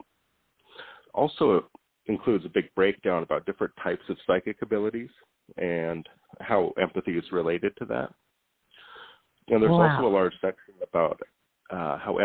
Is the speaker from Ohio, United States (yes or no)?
no; Montana, United States; moved away as an adult; now in Hawaii, United States; I live in Hawaii, and I was born and raised in Montana, but I've lived here for a couple of years